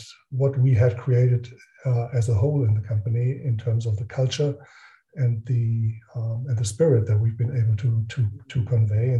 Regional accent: Northern Germany, Germany; moved away as an adult; now in Frankfurt, Germany; I grew up in northern Germany. I do live now in Frankfurt, in a small village, actually.

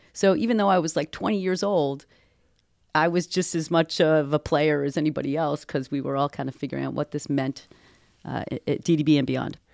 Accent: Boston, Massachusetts, United States; I come from Boston. I come from academic circles

